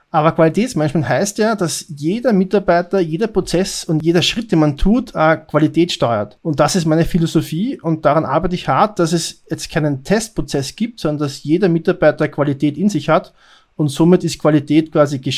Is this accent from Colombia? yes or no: no; Austria; Ich bin Österreicher, arbeite bei Payback Österreich